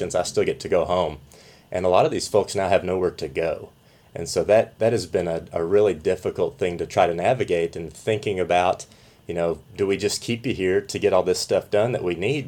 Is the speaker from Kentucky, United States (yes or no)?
yes; Southeast Kentucky, United States; I grew up in Southeast Kentucky